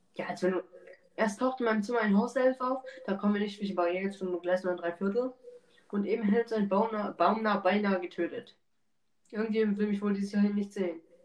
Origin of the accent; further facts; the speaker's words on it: Germany; bei uns in Deutschland